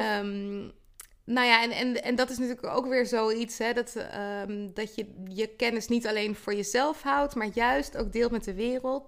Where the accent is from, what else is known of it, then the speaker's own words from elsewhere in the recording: The Hague, South Holland, Netherlands; also born or lived in Twente; ik ben in Den Haag geboren, uh, vlakbij zee. En ehm, ja, daarna wel in de regio opgegroeid